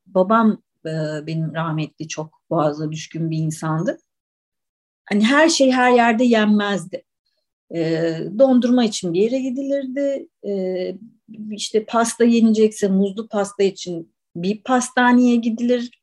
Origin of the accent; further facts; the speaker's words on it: Istanbul, Turkey; also born or lived in Ankara; ben İstanbul'da doğdum.